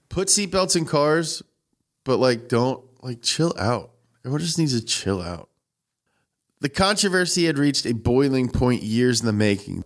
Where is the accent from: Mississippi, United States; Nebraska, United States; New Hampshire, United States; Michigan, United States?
New Hampshire, United States; I'm from New Hampshire.